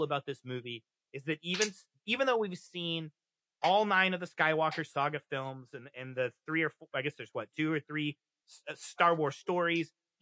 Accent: Kansas City, Missouri, United States; I'm from Kansas City

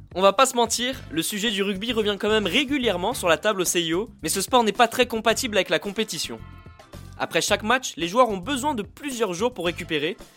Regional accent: France; chez nous, en France

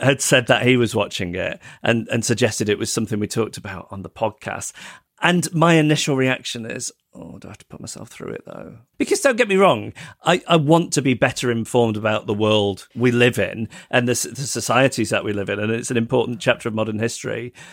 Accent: United Kingdom; as a British person

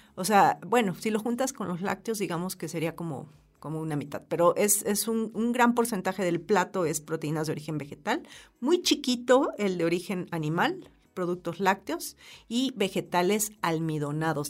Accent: Mexico; como mexicanos

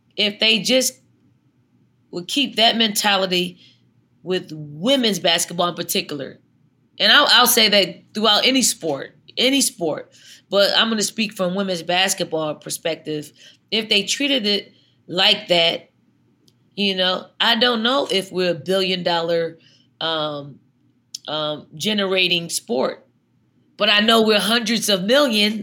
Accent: Philadelphia, Pennsylvania, United States; moved away; when I was that young, little dirty girl growing up in North Philly

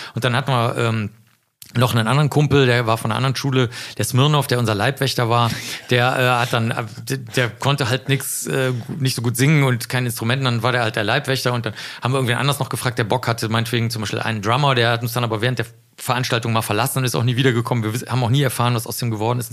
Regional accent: Cologne, North Rhine-Westphalia, Germany; also born or lived in Rosenheim; ich komme ja aus dem Stadtteil Zollstock in Köln

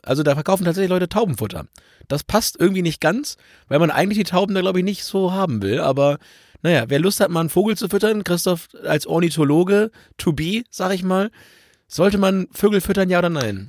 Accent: Germany; bei uns in Deutschland

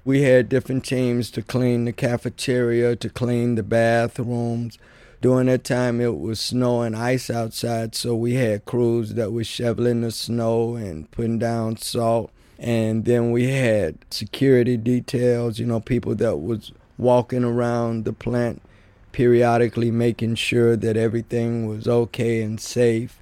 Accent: Mason, Tennessee, United States; now in Chicago, United States; I come from Mason, Tennessee, which is right outside of Memphis, Tennessee

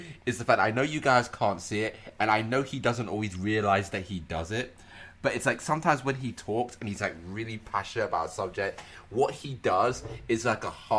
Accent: United Kingdom; we are a British podcast

